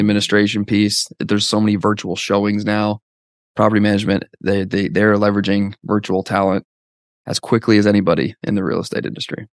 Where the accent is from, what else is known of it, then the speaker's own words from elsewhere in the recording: Canada; now in Dallas, United States; I'm from Canada originally, now live in Dallas